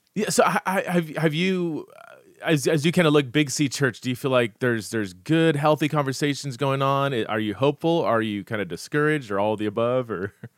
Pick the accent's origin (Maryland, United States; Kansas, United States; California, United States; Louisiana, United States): California, United States; Fresno; also born or lived in Los Angeles, California; I grew up in Fresno